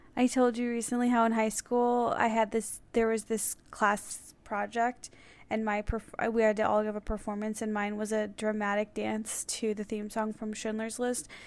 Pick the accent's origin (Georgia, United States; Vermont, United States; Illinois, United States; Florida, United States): Illinois, United States; Skokie; moved away; Skokie in my hometown